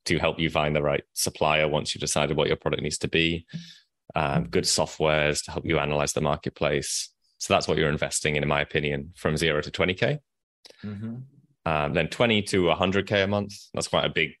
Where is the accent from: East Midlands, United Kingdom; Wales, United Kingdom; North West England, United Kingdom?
East Midlands, United Kingdom; Nottingham; now in Vietnam; I'm from the UK. I grew up in Nottingham, where Robin Hood is from.